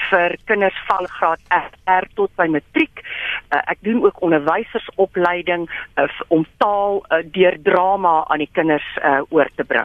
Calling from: Centurion, Gauteng, South Africa; Ek is hier van Centurion

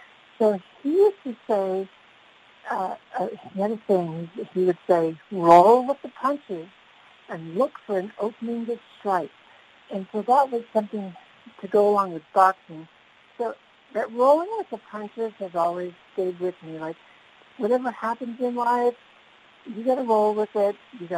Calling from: Escondido, California, United States

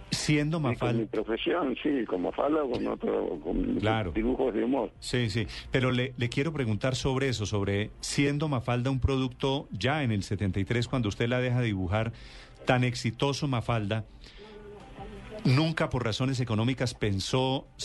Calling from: Madrid, Community of Madrid, Spain; Maestro, Maestro, sí, le, hablo desde Madrid, soy la corresponsal de Blue Radio en Madrid

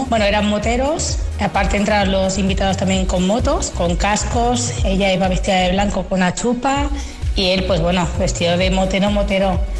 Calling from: Barcelona, Catalonia, Spain; de Barcelona.

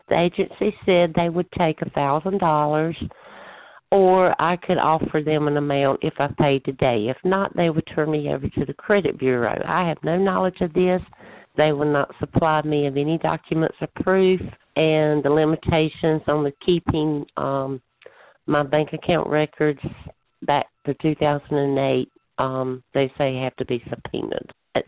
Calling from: Wilmington, North Carolina, United States; Hi, I'm from Wilmington, North Carolina

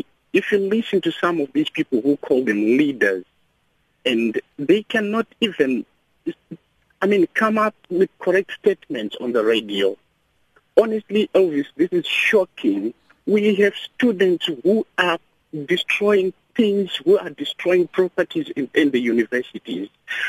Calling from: Mpumalanga, South Africa; I'm calling from Mpumalanga.

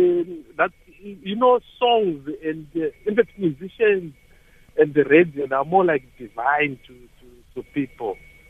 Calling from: Cape Town, Western Cape, South Africa; Yes, I'm phoning from Cape Town.

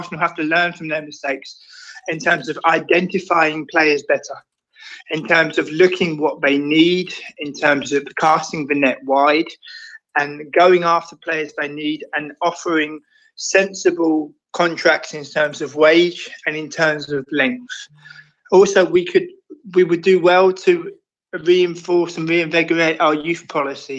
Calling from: Amsterdam, North Holland, Netherlands; I'm calling from Amsterdam in the Netherlands

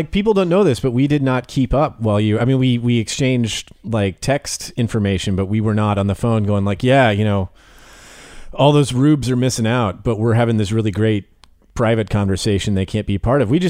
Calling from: Tampa, Florida, United States; I am speaking from Tampa, Florida.

